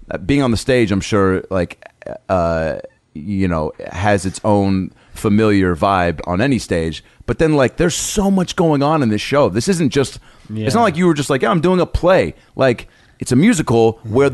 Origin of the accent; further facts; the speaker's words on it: Seattle, Washington, United States; I grew up in Seattle, and my folks when they were together, we did both. You know, because my dad's not Jewish, mom is